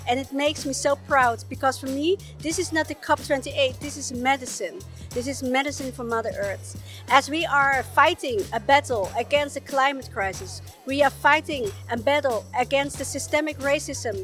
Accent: Chile; I was born in Walmapu, Chile, in the high mountains of Patagonia, the Andes

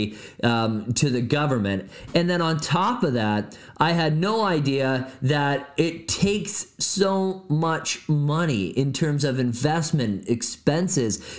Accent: Barrie, Ontario, Canada; moved away as an adult; also born or lived in Edmonton, Alberta; now in Niagara Falls, Canada; my hometown of Barrie Innisfil

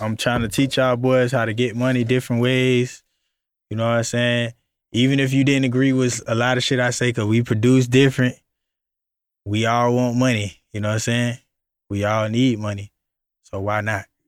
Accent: Florida, United States; I'm from Florida

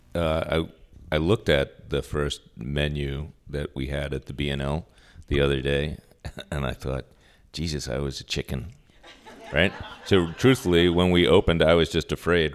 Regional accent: Long Island, New York, United States; moved away as an adult; also born or lived in Manhattan / Arizona; now in Sacramento, United States; I grew up on Long Island, and I am, for those of you from New York, a bridge and tunnel person

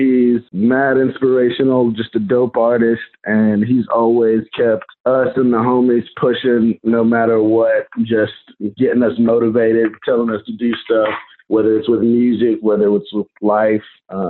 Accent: Charleston, South Carolina, United States; I'm from Charleston, South Carolina

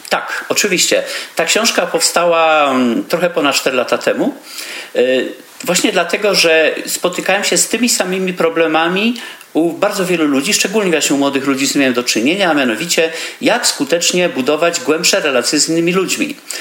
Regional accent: Poland; moved away as an adult; also born or lived in Vienna, Austria; wyjechałem z Polski, jako taki ciemny chłopaczek

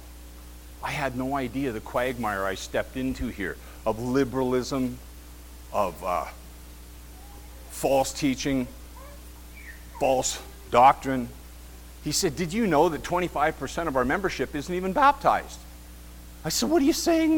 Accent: Kenora, Ontario, Canada; We're from Kenora

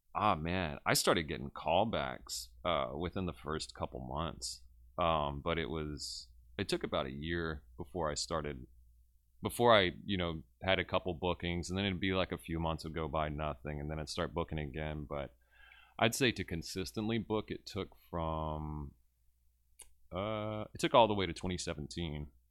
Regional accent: Westlake, Louisiana, United States; also born or lived in Lake Charles, Louisiana; I was born and raised in Westlake, Louisiana

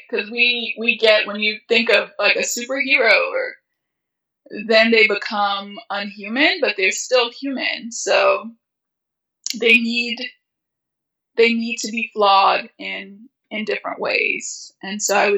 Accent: United States; My family immigrated to America when I was 5. Because there was a war in my home country

